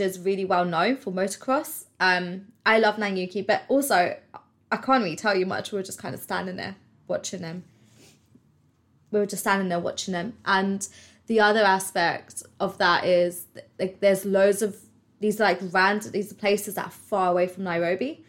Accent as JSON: {"language": "English", "country": "United Kingdom", "said": "I'm British"}